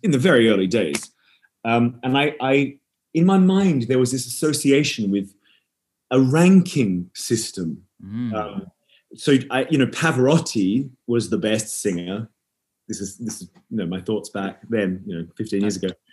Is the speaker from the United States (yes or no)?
no; Perth, Western Australia, Australia; also born or lived in Edinburgh; I grew up in Perth in Western Australia. I'm, yes. I'm, actually I'm originally from Edinburgh